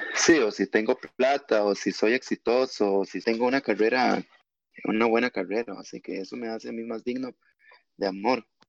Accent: Costa Rica; nosotros siendo todos costarricenses

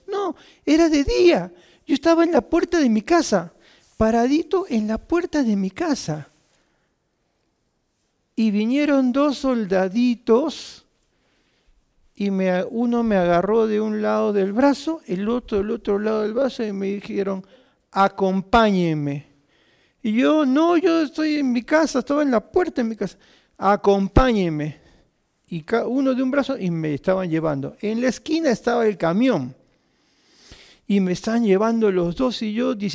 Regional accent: Arequipa, Peru; now in Lima, Peru; ¿Cuántos han venido de Arequipa? Yo levanto mi mano. Créame, yo soy hincha de Arequipa ahí en Lima. Y siempre que veo un arequipeño ahí me pego. ¿no? Somos familia.

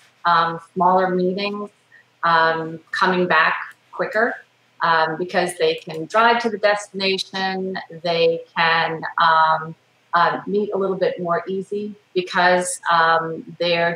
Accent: the South, United States; I'm from the South.

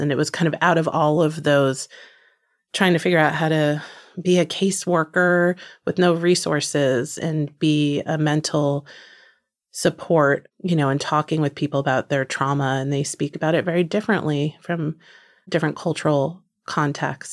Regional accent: New Jersey, United States; born or raised there; moved away

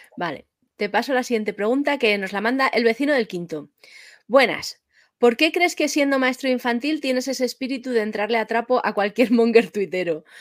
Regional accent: Madrid, Community of Madrid, Spain; yo que soy de Madrid

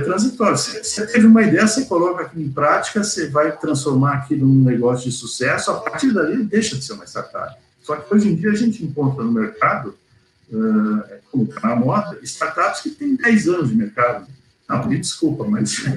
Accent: São Paulo, Brazil; now in Porto Alegre, Brazil; sou paulista, na verdade, paulistano, tá, mas estou aqui desde 77

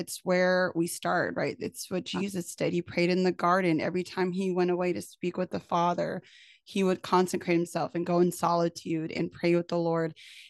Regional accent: California, United States; I'm from Cali.

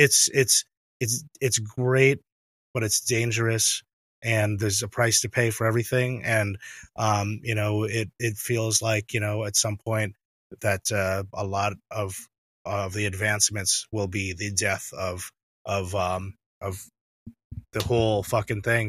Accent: New York, United States; also born or lived in Brooklyn; I live in, I live in Brooklyn, I'm from New York

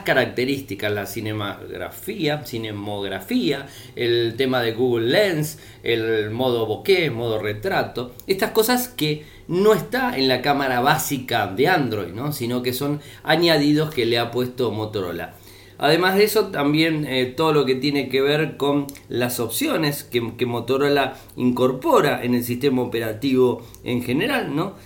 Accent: Argentina

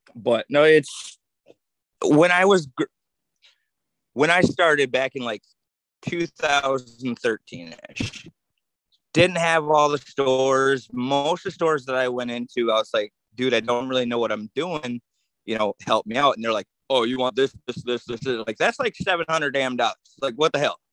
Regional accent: Saginaw, Michigan, United States; I grew up in Saginaw

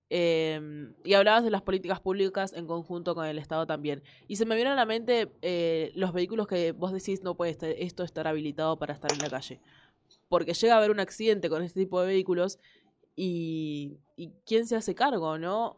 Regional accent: Rafael Calzada, Buenos Aires Province, Argentina; yo en realidad soy de Rafael Calzada, tengo cerquita Claypole

